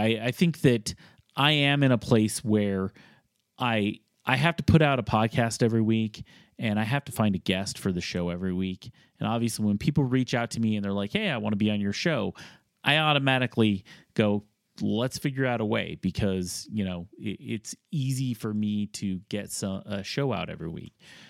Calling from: Denver, Colorado, United States; I am from Denver Metro, and I have to hear, I love hearing about the local breweries and guests

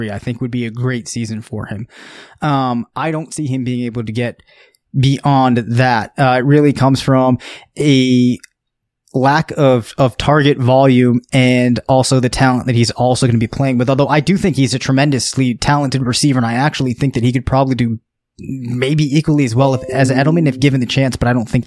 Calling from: Mississippi, United States; Hey, this is … I'm calling from Mississippi where I'm stuck at at the moment.

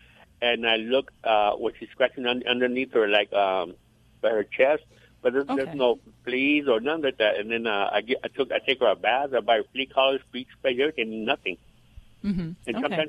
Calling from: California, United States

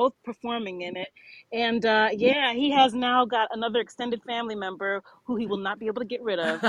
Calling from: Poughkeepsie, New York, United States; I am calling from Poughkeepsie, New York right now, Marist College.

